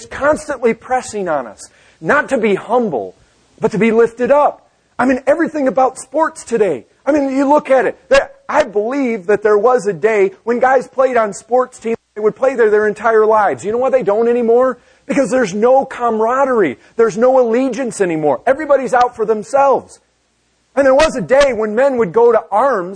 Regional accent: Michigan, United States; I grew up in Michigan. We had lots of lakes

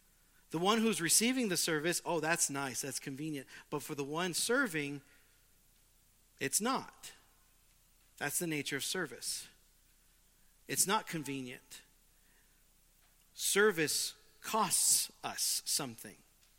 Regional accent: California, United States; I come from Southern California

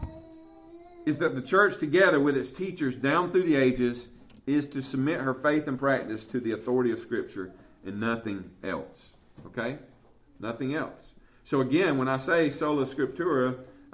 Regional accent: Southern, United States; we're American and we're Southern

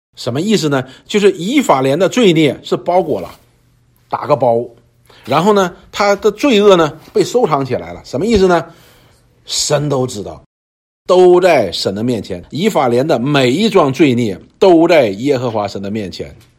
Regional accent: China; 我们中国人

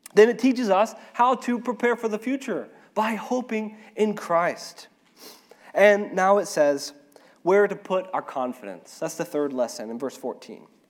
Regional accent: Arkansas, United States; moved away as an adult; now in Ecuador; I am from Arkansas, I'm an Arkansan, or I'm an American

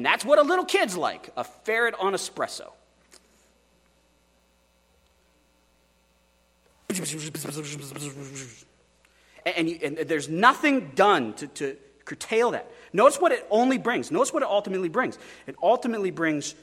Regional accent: Oregon, United States; I say, Oregon

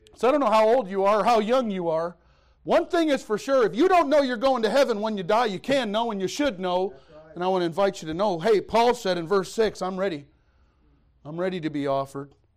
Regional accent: Detroit, Michigan, United States; moved away; also born or lived in Missouri; I'm from Detroit. I was a city boy

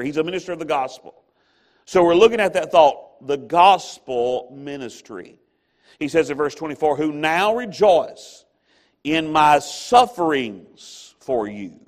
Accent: American South, United States; I'm an American or I'm Southern

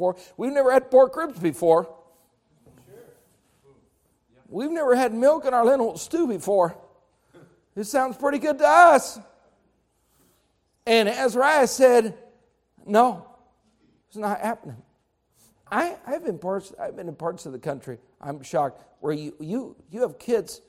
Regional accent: United States; I'm an American

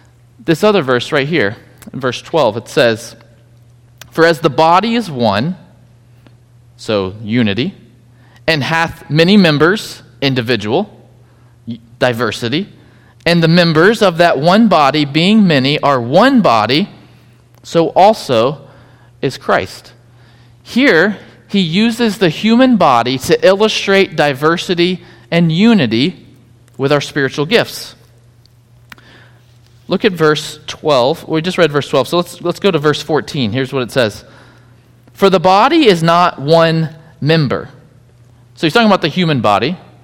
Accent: Georgia, United States; Whenever I cross the Georgia line, it comes back out sometimes, but it's not that bad anymore. But when I grew up in Georgia, there was, every time it rained in our yard, hundreds of piles of dirt full of ants.

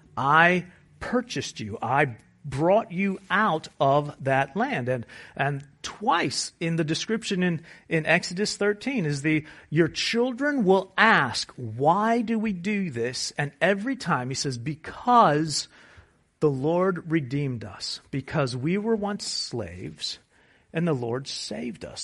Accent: United States; we're American

